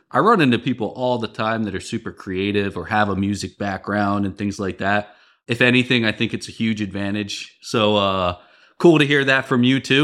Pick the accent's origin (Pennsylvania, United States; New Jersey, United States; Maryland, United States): Maryland, United States; Baltimore; moved away as an adult; also born or lived in San Francisco / Midwest; I'm from the Baltimore area